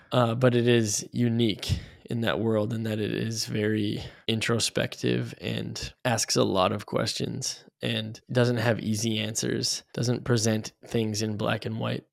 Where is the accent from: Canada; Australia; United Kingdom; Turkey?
Canada; moved away as an adult; now in Chicago, United States; I grew up in Canada until I was twenty-three. I moved down to Chicago